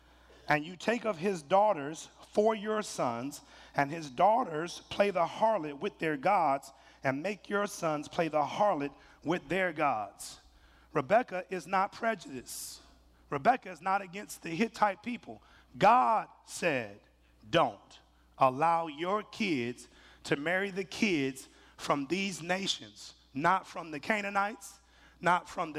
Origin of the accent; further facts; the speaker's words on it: Mississippi, United States; Baby, you know I'm from Mississippi.